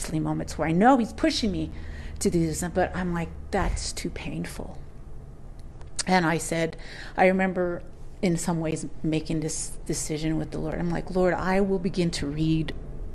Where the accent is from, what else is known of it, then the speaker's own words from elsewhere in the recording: United States; growing up on the Navajo Nation with the schooling that I got